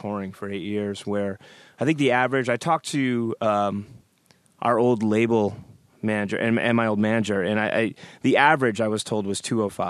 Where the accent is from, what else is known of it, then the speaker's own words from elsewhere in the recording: Providence, Rhode Island, United States; we're from Providence. I'm from Providence, Rhode Island.